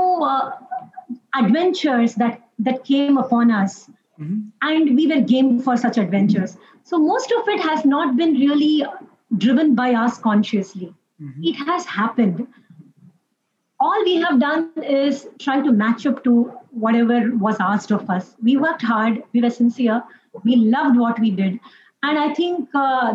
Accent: Mumbai, Maharashtra, India; Us being born and brought up in Mumbai, so we were exposed to Marathi

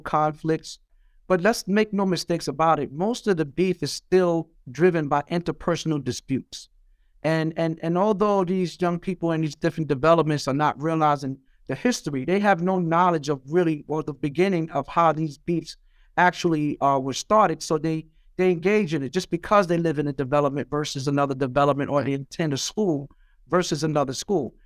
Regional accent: New York City, New York, United States; growing up in Brownsville and Eastern New York, Brooklyn

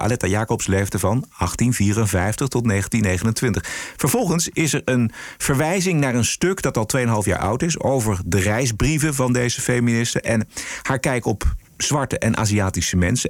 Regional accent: Abcoude, Utrecht, Netherlands; ik heb zelf mijn jeugd doorgebracht in Opkoude, onder de rook van Amsterdam.

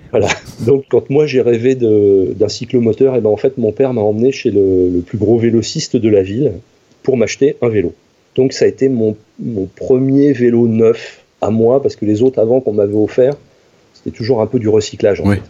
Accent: Normandy, France; J'ai grandi en Normandie.

